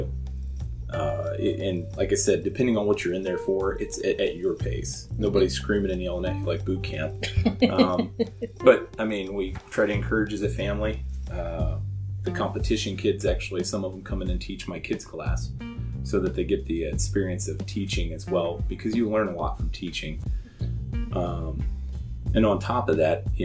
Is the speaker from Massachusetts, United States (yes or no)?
no; southwest West Virginia, United States; now in Pendleton, United States; I grew up back east in southwest West Virginia, pretty close to the triple point between Ohio, Kentucky, and West Virginia.